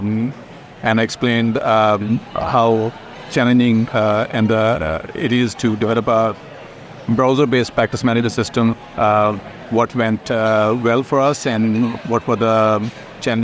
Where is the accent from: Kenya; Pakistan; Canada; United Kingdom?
Pakistan; moved away as an adult; also born or lived in Ireland; now in New Zealand; I'm originally from Pakistan, where I did my MSc Computer Science back in 2004